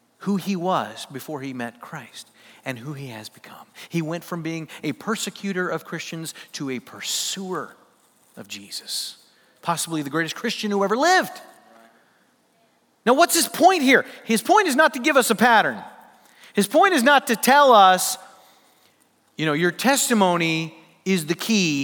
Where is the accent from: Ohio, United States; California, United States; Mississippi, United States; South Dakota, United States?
South Dakota, United States; Sioux Falls; I grew up in Sioux Falls, South Dakota.